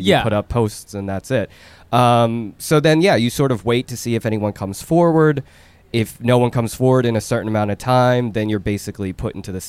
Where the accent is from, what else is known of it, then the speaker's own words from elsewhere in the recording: Seoul, South Korea; Okay, so I'm from South Korea, from Seoul.